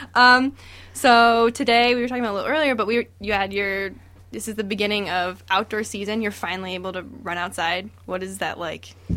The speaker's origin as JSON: {"language": "English", "region": "Florida", "country": "United States", "tie": "born or raised there", "moved": "yes", "said": "I'm from Florida, so I gr-, grew up running in Florida"}